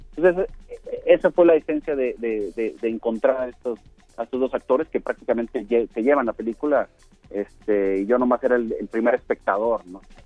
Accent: Sonora, Mexico; now in Mexico City, Mexico; Yo soy, yo soy del norte, yo soy de Sonora, y cuando yo llegué a la Ciudad de México

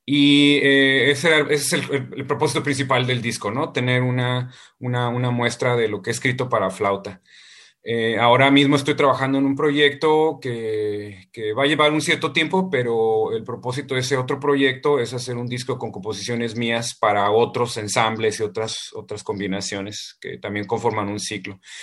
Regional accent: Ensenada, Baja California, Mexico; moved away; para mí Ensenada es mi Ítaca y, cuando yo me fui de Ensenada todas las veces que me he ido de Ensenada

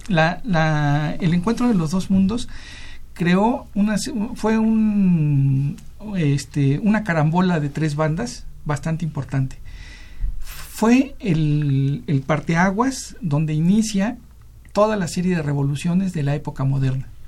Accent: Mexico; lo que somos ahora los, mexicanos

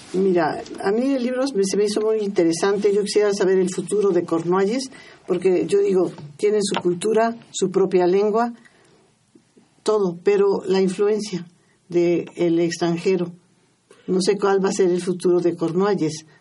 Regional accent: San Juan Chamula, Chiapas, Mexico; en mi pueblo, allá en San Juan Chamula, hablan sotzil

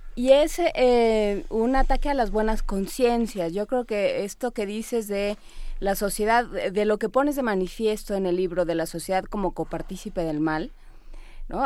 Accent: Mexico; siendo un mexicano en el siglo XXI

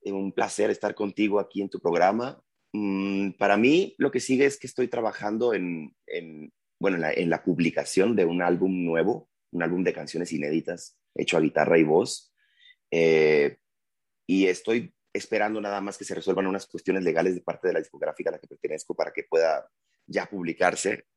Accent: Culiacán, Sinaloa, Mexico; moved away as an adult; also born or lived in Mexico City; Cuando llegué en el 2001, siendo de Culiacán, que es además como Sinaloa

